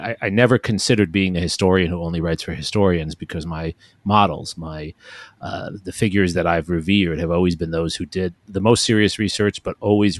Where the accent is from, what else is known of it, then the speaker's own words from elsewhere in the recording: New York City, New York, United States; moved away as an adult; now in Austin, United States; I grew up in New York City. I went to public schools in New York City. I was fortunate enough to get admitted to one of the magnet public schools, Stuyvesant High School. And my parents, working class people